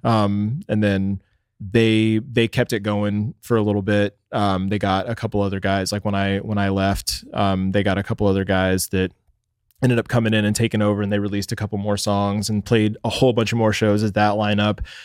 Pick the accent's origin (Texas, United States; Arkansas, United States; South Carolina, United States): Texas, United States; Dallas; moved away as an adult; now in Phoenix, United States; I was born in Dallas, Texas